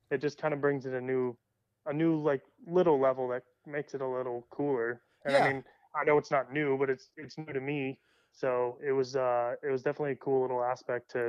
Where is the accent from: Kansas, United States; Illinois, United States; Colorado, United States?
Colorado, United States; also born or lived in California; I'm from Colorado and California, so I have no idea when I hear that.